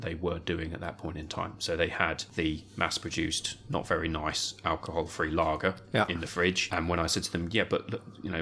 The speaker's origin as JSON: {"language": "English", "region": "England", "country": "United Kingdom", "said": "because we're English"}